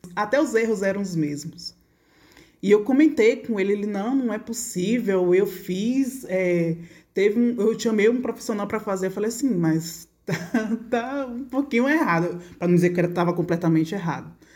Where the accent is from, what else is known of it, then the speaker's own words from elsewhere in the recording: Feira de Santana, Bahia, Brazil; moved away as an adult; now in Santo Antônio de Jesus, Brazil; eu sou de Feira de Santana, estudei Feira de Santana, me formei Feira de Santana